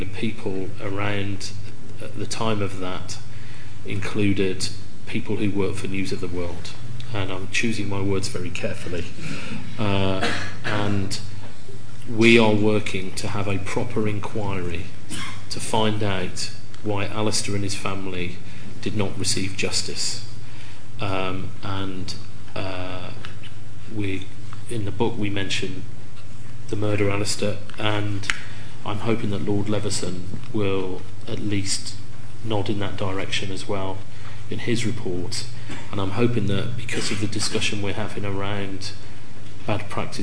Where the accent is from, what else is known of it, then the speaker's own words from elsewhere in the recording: Sheffield, Yorkshire and the Humber, United Kingdom; I was born in Sheffield